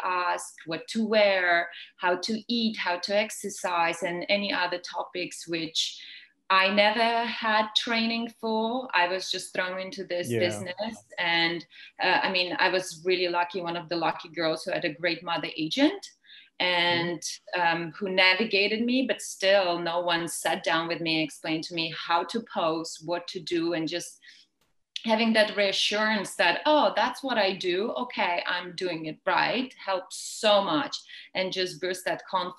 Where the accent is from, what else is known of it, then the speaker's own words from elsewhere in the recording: Lithuania; moved away as an adult; also born or lived in Milan / Tokyo / Paris; now in New York, United States; I'm from Lithuania